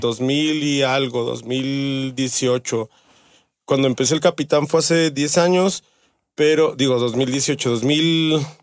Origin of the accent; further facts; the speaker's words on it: Mexico; yo soy de la Miravalle. Mi jefa es ahí. Ahí nacimos en la Miravalle